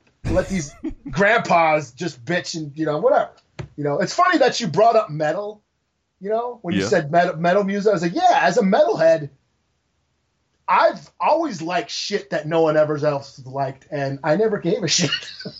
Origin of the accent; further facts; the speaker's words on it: New York, United States; I'm fucking Italian from New York.